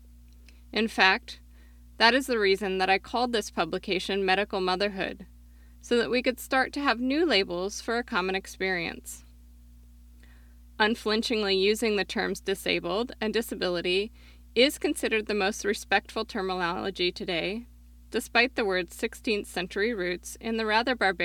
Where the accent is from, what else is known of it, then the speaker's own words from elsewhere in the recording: Oregon, United States; my home state of Oregon